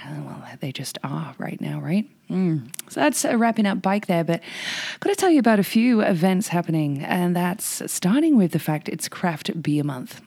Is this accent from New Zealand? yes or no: no; England, United Kingdom; now in Whistler, Canada; Practically grew up on Monty Python being English.